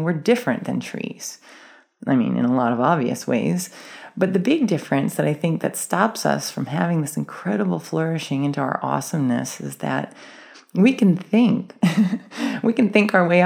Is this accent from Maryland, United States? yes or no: yes; Maryland, United States; I grew up in Maryland